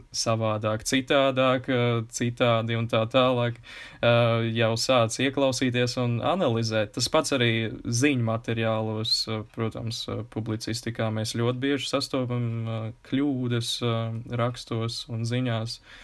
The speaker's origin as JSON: {"language": "Latvian", "town": "Kuldīga", "region": "Kuldīga Municipality", "country": "Latvia", "accent": "Courland (clipped endings)", "said": "es esmu no kurzemes un kuldīgs, mums ir raksturīgi norautās galotnes"}